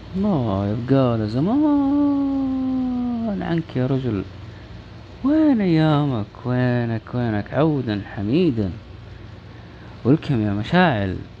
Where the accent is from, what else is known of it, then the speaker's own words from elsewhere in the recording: Saudi Arabia; نحتفل فيها مو بس كسعوديين